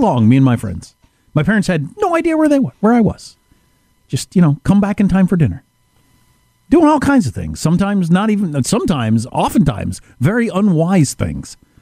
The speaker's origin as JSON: {"language": "English", "region": "Wisconsin", "country": "United States", "tie": "born or raised there", "said": "I grew up in Wisconsin, which is the Badger state"}